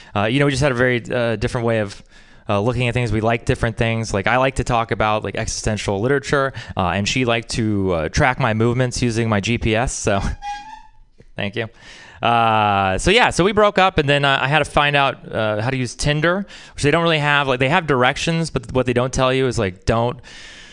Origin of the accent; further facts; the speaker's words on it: Texas, United States; moved away; I'm from Texas